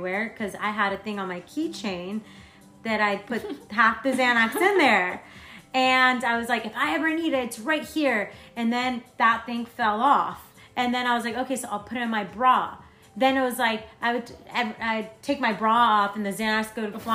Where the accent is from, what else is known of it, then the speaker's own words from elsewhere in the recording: Florence, Tuscany, Italy; moved away; So I'm from Florence, Italy